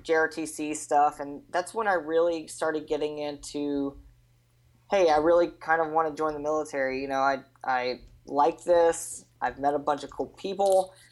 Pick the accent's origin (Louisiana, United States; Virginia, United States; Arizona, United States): Louisiana, United States; Anacoco; also born or lived in Alexandria, Louisiana / Yucca Valley, California; We lived in Anacoco pretty much my whole life